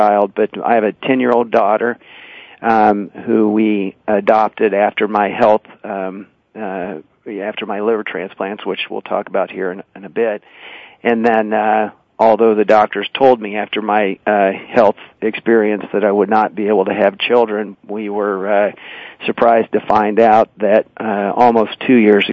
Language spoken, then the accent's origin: English; Olathe, Kansas, United States; I was born and raised here in Kansas City, a suburb just on the southwest side of town called Olathe, Kansas